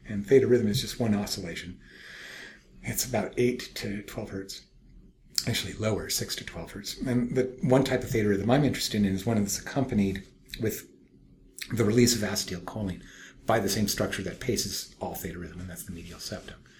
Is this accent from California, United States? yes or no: yes; Berkeley, California, United States; I'm from Berkeley